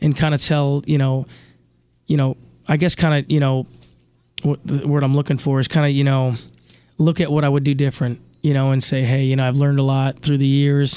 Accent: Chittenango, New York, United States; I grew up in Chittenango, New York, 20 miles east of Syracuse

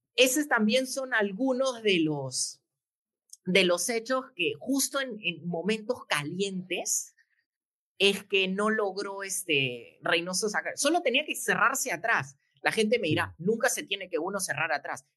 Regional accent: Peru; somos nosotros los peruanos

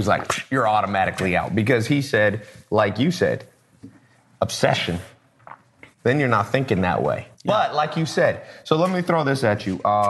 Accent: Long Beach, California, United States; I was born in Long Beach. My family, my dad's from Harlem.

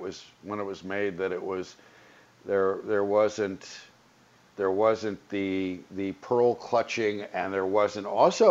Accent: the Valley, California, United States; I grew up in the Valley

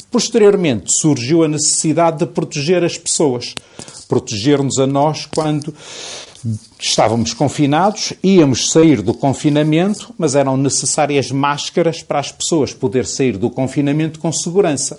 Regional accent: Portugal; nós somos portugueses

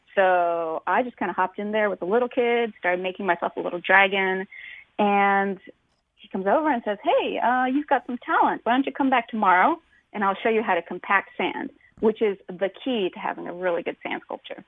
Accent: Tacoma, Washington, United States; I'm from the from Tacoma, mm-hmm. Washington, and we don't have sandy beaches

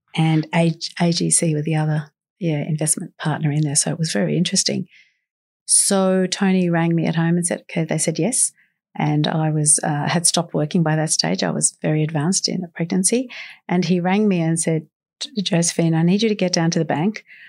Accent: Sydney, New South Wales, Australia; also born or lived in Carlton, Sydney; I grew up in Guymere Bay. I'm a girl from the Shire, born in Royal Prince Alfred Hospital

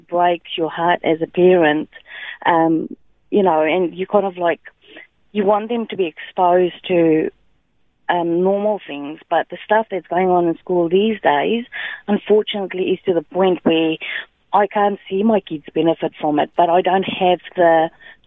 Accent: South Africa; also born or lived in New Zealand; now in Bunbury, Australia; We are originally from South Africa, and we've stayed in New Zealand for some time and now being in Australia

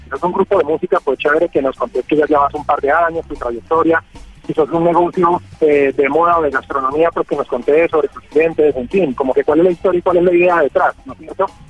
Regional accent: Cali, Valle del Cauca, Colombia; los caleños

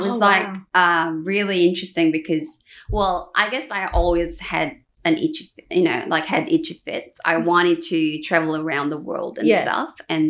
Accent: South Korea; moved away as an adult; now in Australia; Born and raised in Korea.

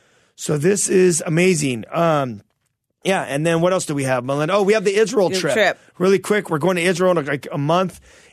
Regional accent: Toronto, Ontario, Canada; We're from Toronto.

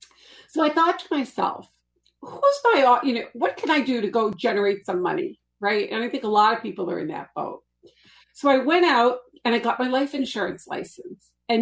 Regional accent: Boston, Massachusetts, United States; Well, I actually grew up in Boston, but you can't tell from my accent.

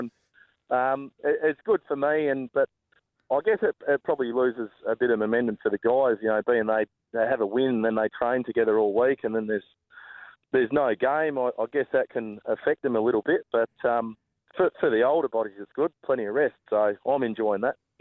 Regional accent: Pemberton, Western Australia, Australia; moved away; also born or lived in Bunbury; it's obviously my um, my hometown

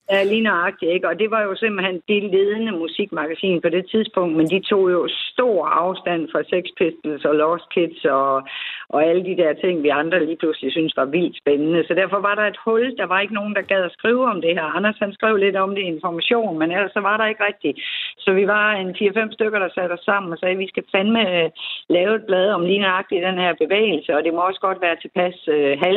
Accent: Aarhus, Central Denmark Region, Denmark; Altså, jeg er jo Aarhusianer og født og opvokset her

